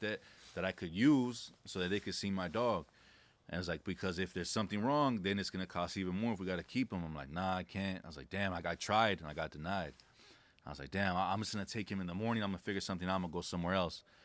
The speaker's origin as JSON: {"language": "English", "town": "La Puente", "region": "California", "country": "United States", "tie": "born or raised there", "said": "I grew up in a city called La Puente in California"}